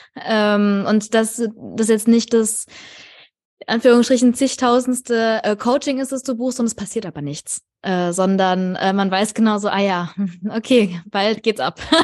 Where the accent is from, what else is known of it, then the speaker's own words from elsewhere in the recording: near Frankfurt, Hesse, Germany; ich komme tatsächlich auch aus der Nähe von Frankfurt